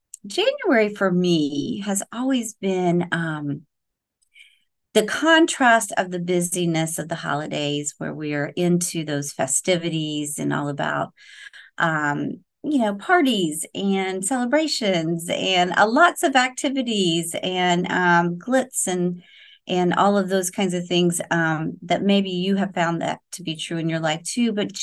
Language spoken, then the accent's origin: English; Oklahoma, United States; now in Florida, United States; So I'm a transplant from the Oklahoma area. I say you guys, not y'all.